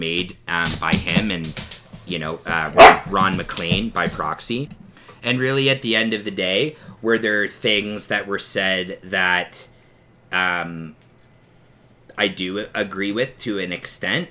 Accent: Canada; the Canadian side of us being Canadian and being hosers

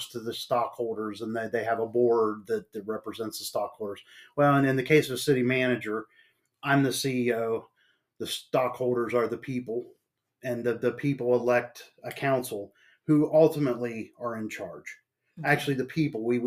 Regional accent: Marietta, Ohio, United States; moved away as an adult; also born or lived in West Virginia / Shinnston, West Virginia / Sistersville, West Virginia / Nebraska; now in East Palestine, United States; I was born and raised in Marietta, Ohio

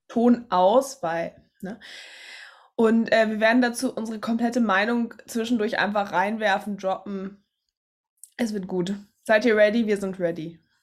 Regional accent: Germany; als Deutsche

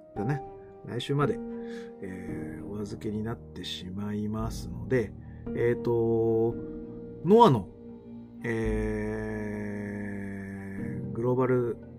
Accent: Koto ward, Tokyo, Japan; 俺の実家がね、俺の実家が江東区でして

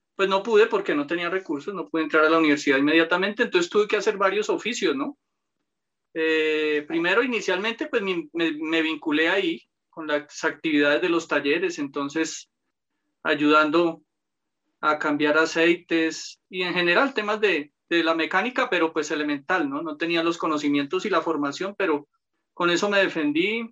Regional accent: Bogotá, Colombia; nací en Bogotá, provengo de una familia humilde.

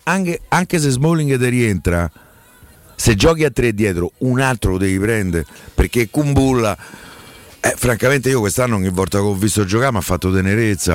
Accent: Rome, Lazio, Italy; da romano

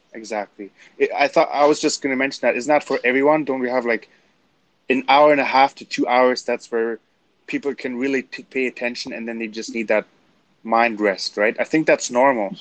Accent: Canada; I'm German Canadian

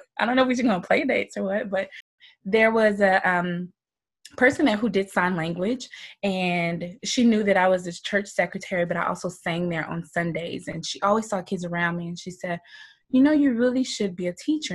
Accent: Moultrie, Georgia, United States; Southern girl. I'm from Georgia, small town called Moultrie, Georgia.

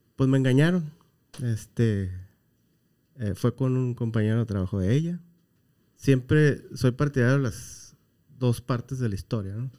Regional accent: Baja California Sur, Mexico; moved away; por allá en mi tierra, que es Baja California

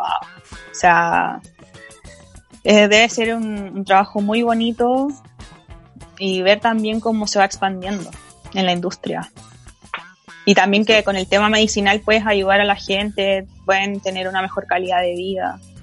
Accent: Chile; Somos todos compatriotas chilenos

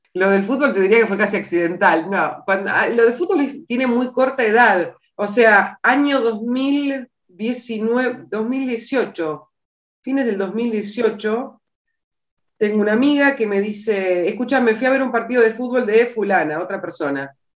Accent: Las Flores, Buenos Aires Province, Argentina; also born or lived in San Carlos de Bariloche; cuando regresamos a Las Flores, que es mi ciudad natal

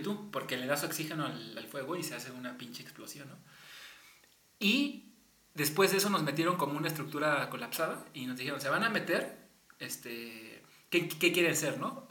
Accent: Mexico; uno como latino y mexicano

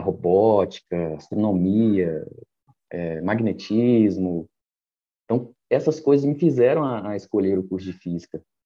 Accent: Goiânia, Goiás, Brazil; also born or lived in Mato Grosso / Ouro Preto; now in Belo Horizonte, Brazil; sou natural de Goiânia, morei bastante tempo no Mato Grosso

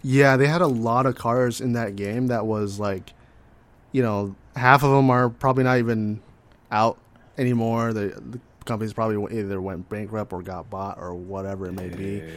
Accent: California, United States; I'm from California

